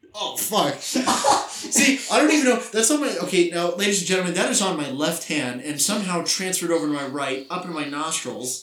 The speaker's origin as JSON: {"language": "English", "town": "Vancouver", "region": "British Columbia", "country": "Canada", "moved": "yes", "said": "I come from Vancouver, British Columbia, Canada."}